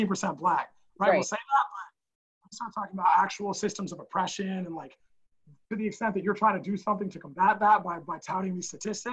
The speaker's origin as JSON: {"language": "English", "town": "Portland", "region": "Oregon", "country": "United States", "tie": "born or raised there", "moved": "yes", "lives_now": "Brooklyn, United States", "said": "I grew up in Portland, Oregon"}